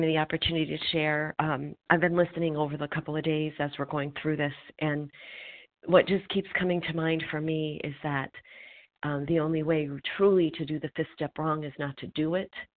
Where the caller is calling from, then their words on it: Pennsylvania, United States; I'm calling recovered from Pennsylvania